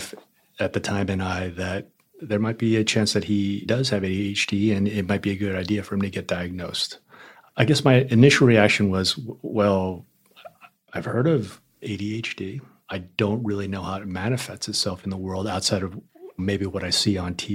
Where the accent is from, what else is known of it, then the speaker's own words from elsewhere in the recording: Southern California, United States; moved away as an adult; also born or lived in Taiwan / Toronto, Canada; now in New York City, United States; Somewhere around 9 or 10, I moved to Southern California and pretty much spent the rest of my childhood there